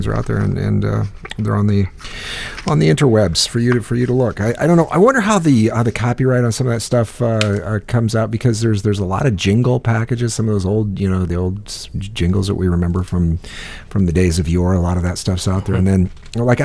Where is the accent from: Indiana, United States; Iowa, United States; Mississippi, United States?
Iowa, United States; I hail from Iowa